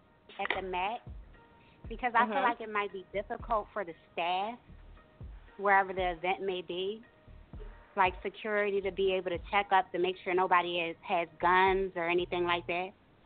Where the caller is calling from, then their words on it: Philadelphia, Pennsylvania, United States; Hey, I'm calling from Philly.